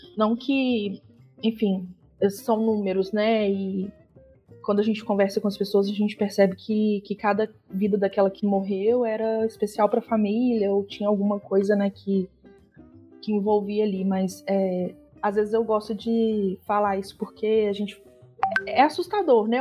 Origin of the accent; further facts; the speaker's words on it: Belo Horizonte, Minas Gerais, Brazil; now in Brumadinho, Brazil; Sou mineira, né? Natural de Belo Horizonte, mas a minha família é de Brumadinho. E eu moro aqui desde os meus 12 anos de idade